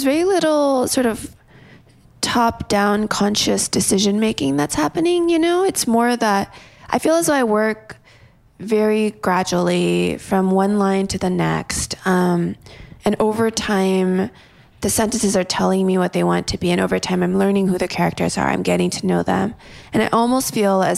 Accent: a town outside of LA, California, United States; I grew up in a town outside of LA where... Well, my high school was 80% Asian and... the majority of that was mostly Korean. I'm Korean American.

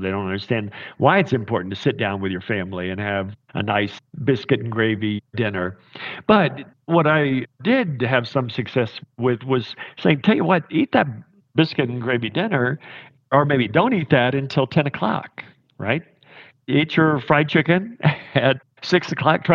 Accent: southeastern Kentucky, United States; now in Park City, United States; I come from deep in the hills of southeastern Kentucky

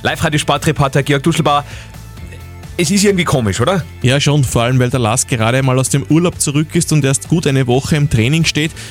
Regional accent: Upper Austria, Austria; Bisher war es ja bei uns in Oberösterreich immer so

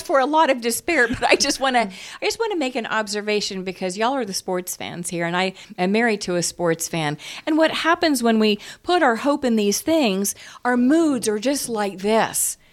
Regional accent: United States; I'm an American

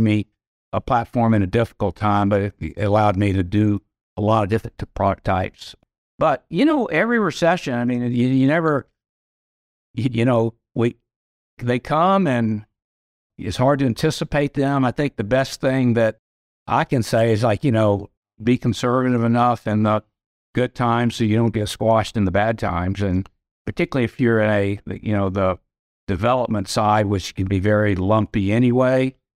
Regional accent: Atlanta, Georgia, United States; I grew up here in Atlanta.

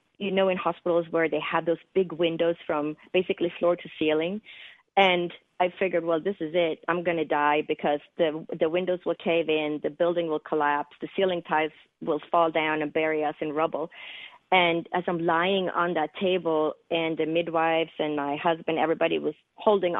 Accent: Sweden; English is a second language; moved away as an adult; also born or lived in East Coast, United States / West Coast, United States; now in United States; I was born and raised in Scandinavia, which is in the northern part of Europe, in the country of Sweden. And I didn't move to the United States until I was 21 years old.

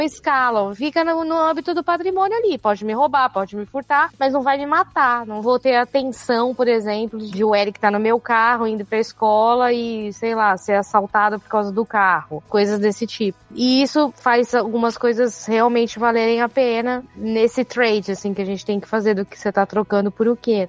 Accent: Brazil; now in United States; ser brasileira

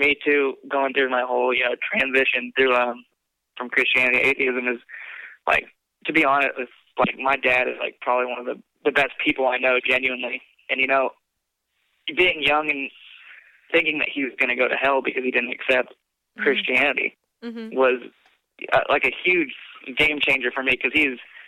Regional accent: Texas, United States; I was raised in Texas

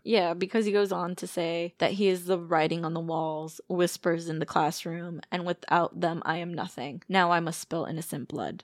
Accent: Chicago, Illinois, United States; we're from Chicago

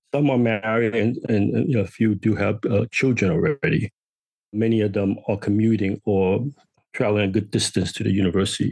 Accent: New York City, New York, United States; I grew up on Manhattan Island

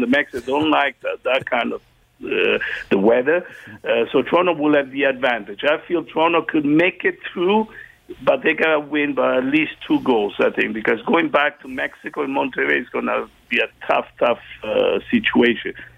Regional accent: Italy; now in Canada; growing up in Italy

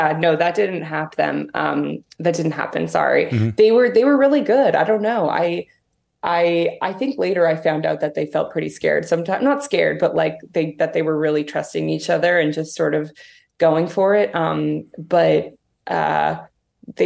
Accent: Toronto, Ontario, Canada; I grew up in Toronto

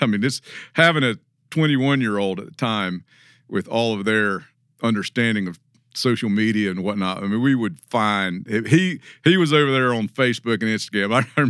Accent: the South, United States; But, you know, we grew up in the South where this idea of just walking on somebody's land, that is not in our experience.

